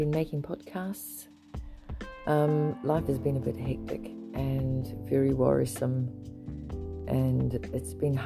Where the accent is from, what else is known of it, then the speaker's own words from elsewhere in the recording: South Africa; I grew up in South Africa